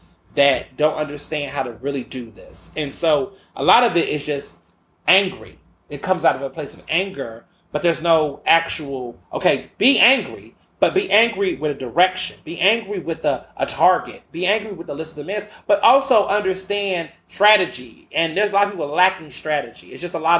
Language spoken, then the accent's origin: English; the South, United States; I grew up hearing that in the South.